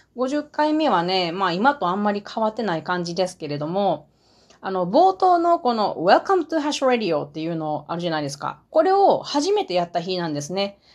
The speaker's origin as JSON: {"language": "Japanese", "town": "Matsusaka", "region": "Mie", "country": "Japan", "tie": "born or raised there", "accent": "Mie dialect (Matsusaka dialect)", "said": "三重県松阪市が出身地です。なので私の言葉は、三重、三重弁ですけれども、その中でも松阪弁。"}